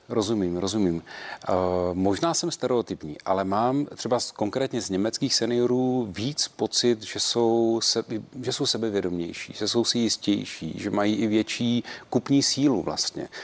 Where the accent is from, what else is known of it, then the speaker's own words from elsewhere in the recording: Czechia; jako Češi